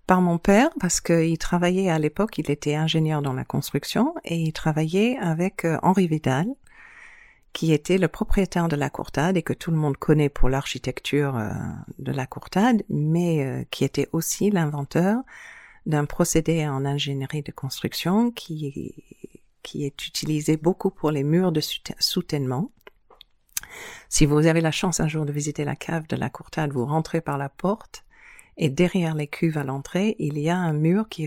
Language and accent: French; New Zealand; born there; Moi, je suis née en Nouvelle-Zélande, mais de parents euh, baroudeurs. J'ai passé mon enfance euh, dans beaucoup de différents pays, mais étonnamment, toujours des îles.